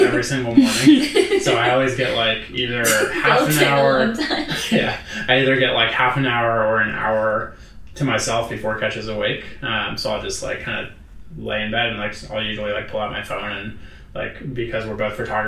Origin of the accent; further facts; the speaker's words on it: Florida, United States; moved away; also born or lived in California; I grew up in Florida and have lived in California